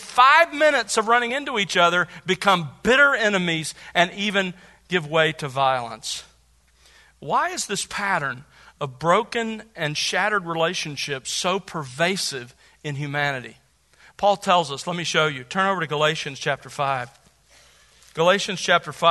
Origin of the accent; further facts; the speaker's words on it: Gulf Coast, United States; I grew up on the Gulf Coast